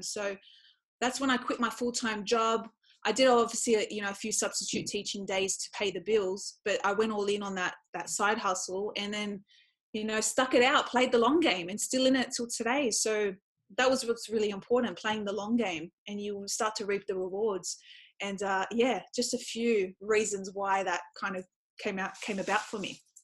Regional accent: Australia; I was born in Australia, but I come from a Middle Eastern culture

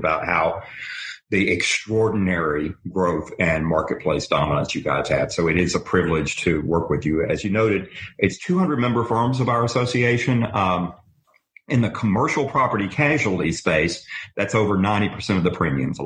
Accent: Tennessee, United States; moved away as an adult; now in Washington, United States; I came up working for a member of Congress from my home state of Tennessee

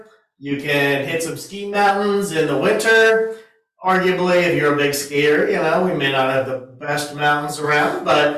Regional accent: Delaware, United States; now in Virginia, United States; I've always been on the East Coast, born and raised in Delaware, been in Virginia.

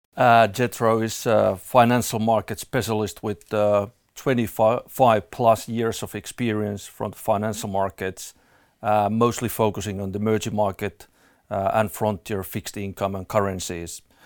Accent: Finland; moved away; I'm originally from Finland

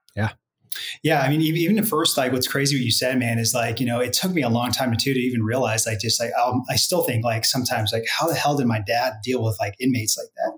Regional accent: Santa Rosa, California, United States; moved away as an adult; also born or lived in Los Angeles, California; now in Dallas, United States; So born and raised out there

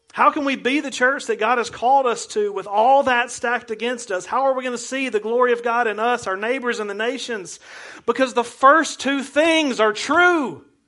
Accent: United States; as an American

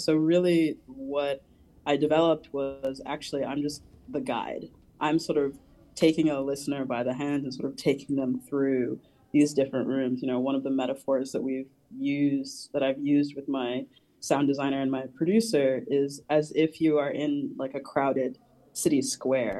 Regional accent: New Jersey, United States; I'm from New Jersey, so it was the city. It is the sort of uh, kind of platonic ideal of a city for me growing up in that region

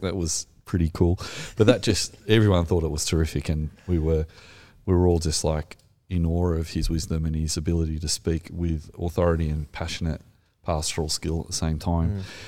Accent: Australia; accent: Australian; my terrible Australian accent

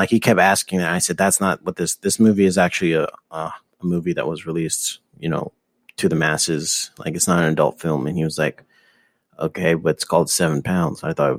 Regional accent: Los Angeles, California, United States; Yeah, I grew up here in Los Feliz. Went to high school here, college, at the community college. Haven't really left.

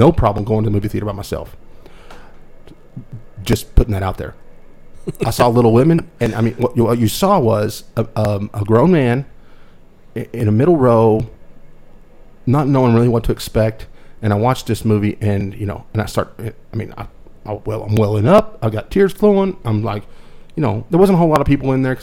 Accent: United States; as an American

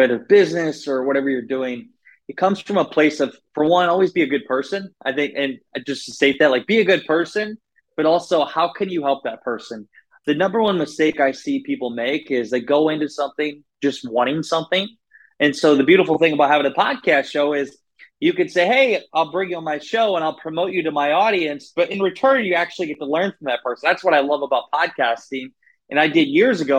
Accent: Northeast Iowa, United States; I grew up in Northeast Iowa. So I grew up in the Midwest

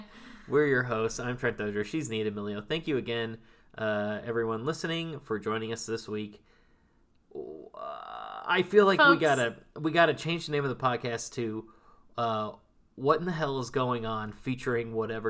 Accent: Italy; I grew up in Italia. Let me tell you.

